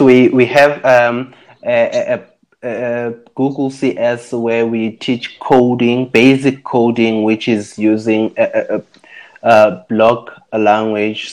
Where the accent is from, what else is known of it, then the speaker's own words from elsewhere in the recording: Soweto, Gauteng, South Africa; moved away as an adult; now in Rustenburg, South Africa; i moved from Soweto uh, because that's where I'm from actually. Then I moved from Soweto to to to oh, to Rustenburg.